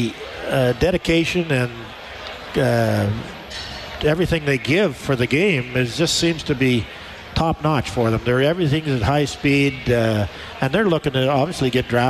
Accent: Wainwright, Alberta, Canada; now in Edmonton, Canada; moved back to Wainwright, which was my hometown

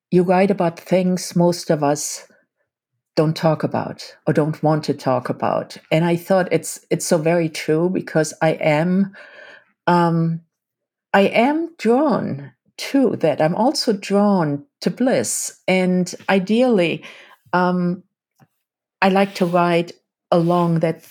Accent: Germany; as a German-born woman

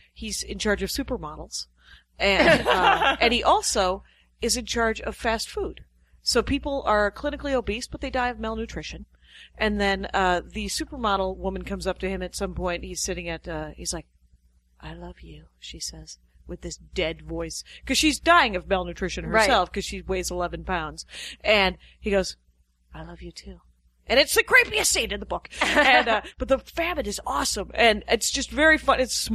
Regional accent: Menominee, Wisconsin, United States; I'm from Menominee, Wisconsin.

